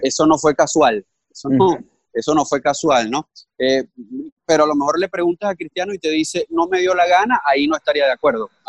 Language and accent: Spanish; Venezuela; vengo de Venezuela